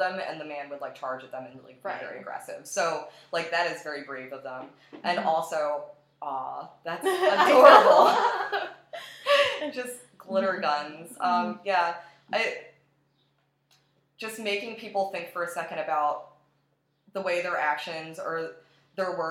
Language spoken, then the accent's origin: English; Atlantic City, New Jersey, United States; moved away as an adult; now in Buffalo, United States; I'm originally from Atlantic City, New Jersey, and I moved to Buffalo, New York 5 years ago